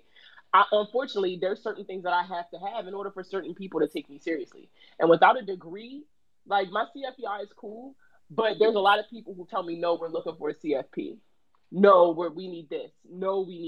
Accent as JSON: {"language": "English", "town": "Baltimore", "region": "Maryland", "country": "United States", "tie": "born or raised there", "said": "I'm from Baltimore, so Baltimore City public school system"}